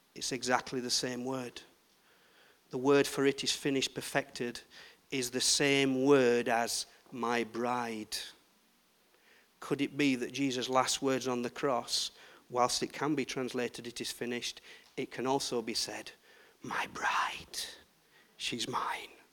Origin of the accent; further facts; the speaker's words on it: Yorkshire and the Humber, United Kingdom; I'm from Yorkshire